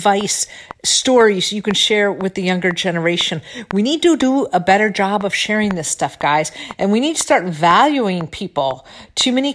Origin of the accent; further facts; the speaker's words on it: Michigan, United States; also born or lived in California; now in Florida, United States; I'm in Florida now. You know, I'm from Michigan.